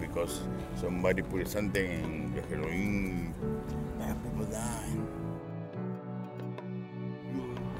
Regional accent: Peru; English is a second language; now in Vancouver, Canada; And I'm from Peru.

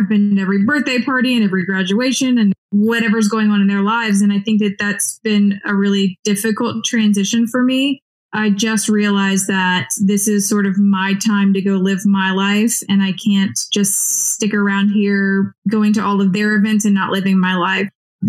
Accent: Baton Rouge, Louisiana, United States; moved away as an adult; I was born and raised in Baton Rouge and I haven't lived anywhere else.

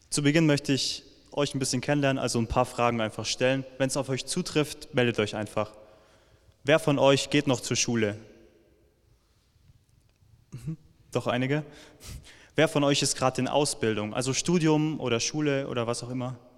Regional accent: Villingen-Schwenningen, Baden-Württemberg, Germany; ich komme gerade aus Villingen-Schwenningen, weil ich dort aufgewachsen bin.

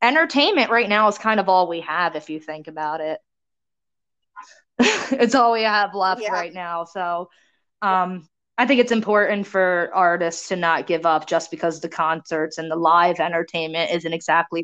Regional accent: Cape May, New Jersey, United States; the town I grew up in Cape May

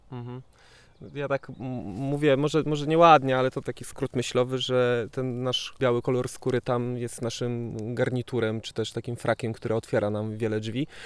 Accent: Żory, Silesian Voivodeship, Poland; ja jestem z Żor

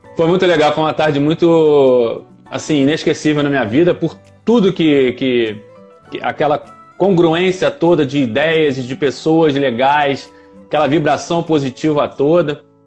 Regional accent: Rio de Janeiro, Brazil; also born or lived in Nova Iguaçu; É eu nasci na, na, cidade do Rio de Janeiro, né? No outro município. No município do Rio de Janeiro, na capital. Eu nasci na capital.

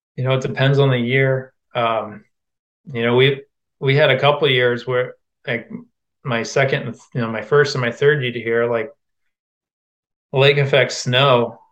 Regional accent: Quincy, Illinois, United States; moved away as an adult; also born or lived in Iowa; I went to junior college in my hometown of Quincy, Illinois

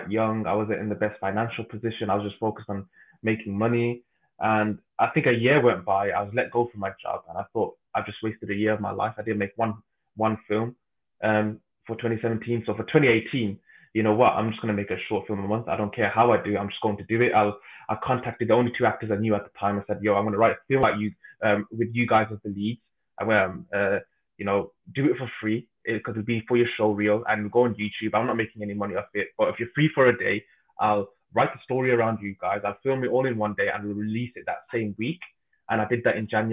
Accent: Birmingham, West Midlands, United Kingdom; I'm from Birmingham

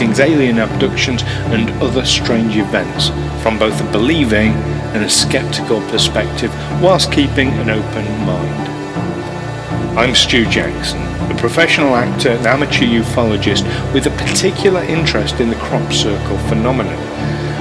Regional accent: United Kingdom; accent: British; you'll know from the accents, we're British.

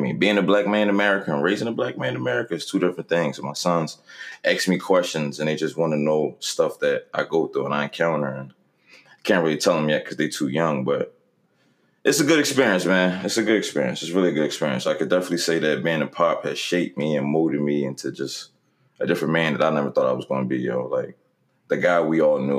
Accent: Philadelphia, Pennsylvania, United States; North Philly, best part of Philly

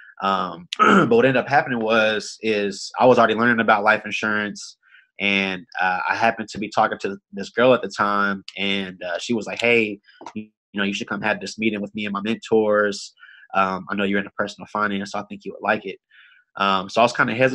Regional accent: Austin, Texas, United States; I'm from Austin, Texas, born and raised

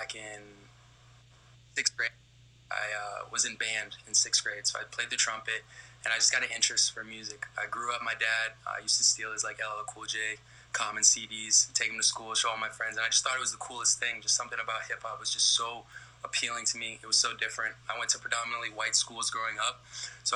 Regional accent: Lee County, Florida, United States; I come from Lee County, Florida

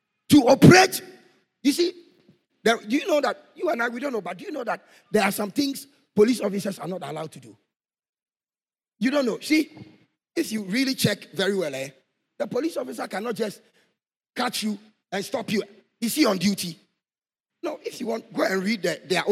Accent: Ghana; Boku, my hometown.

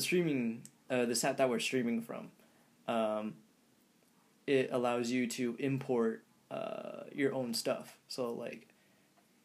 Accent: Guam; now in Washington, United States; I'm not from Washington. I'm from Guam.

